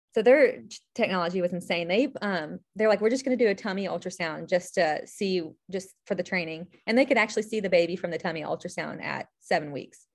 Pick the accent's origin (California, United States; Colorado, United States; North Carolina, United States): North Carolina, United States; Charlotte; now in Charleston, United States; originally from Charlotte